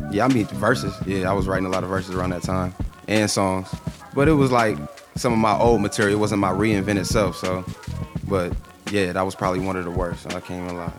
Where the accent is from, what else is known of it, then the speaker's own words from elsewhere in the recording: Canton, Ohio, United States; also born or lived in Massillon, Ohio; growing up in Canton, it was, it was easy